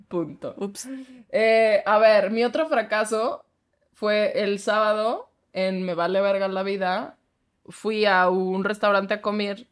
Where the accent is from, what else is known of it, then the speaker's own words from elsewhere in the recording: Mexico; accent: fresa; mi pinche acento fresa